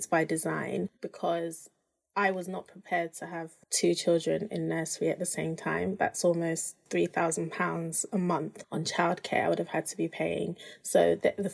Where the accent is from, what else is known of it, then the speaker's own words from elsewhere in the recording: United Kingdom; my husband and I were both African, we're both Nigerian, but he grew up in Nigeria, I grew up in the UK.